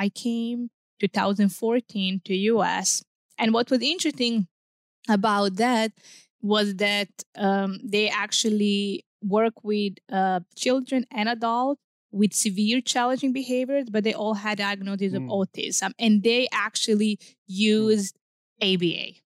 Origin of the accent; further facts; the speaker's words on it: Serbia; English is a second language; Okay, so let's go back then from where I'm originally from. So sure. I'm from Serbia. It's one small country in southeastern Europe.